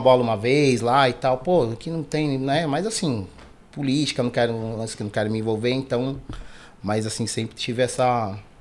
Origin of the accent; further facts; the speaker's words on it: São Paulo, Brazil; eu sou nascido e criado aqui na Zona Sul, no bairro da Cidade Dutra